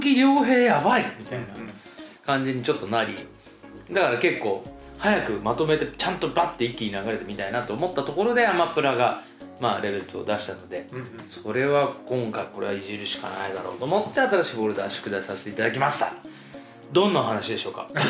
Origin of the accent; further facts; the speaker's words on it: Okayama, Japan; accent: Okayama dialect; なんか俺これ岡山弁だから